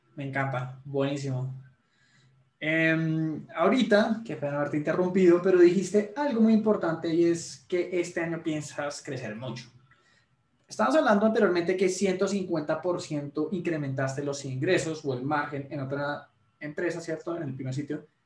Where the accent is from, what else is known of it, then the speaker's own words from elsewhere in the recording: Colombia; soy colombiano